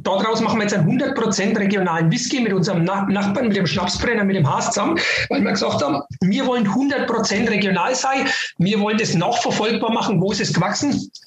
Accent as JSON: {"language": "German", "region": "Northern Bavaria", "country": "Germany", "said": "bei uns in Nordbayern"}